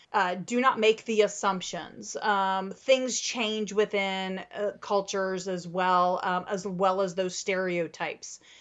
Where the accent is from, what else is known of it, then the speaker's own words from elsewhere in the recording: Midwest, United States; now in Central Texas, United States; so I grew up in the Midwest